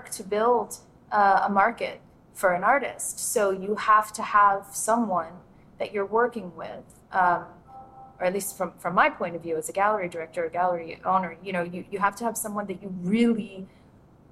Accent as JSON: {"language": "English", "town": "Miami", "region": "Florida", "country": "United States", "tie": "born or raised there", "also_born_or_lived": "Gloucester, Mississippi", "moved": "yes", "lives_now": "Natchez, United States", "said": "I was born in Miami, born and raised actually in Miami"}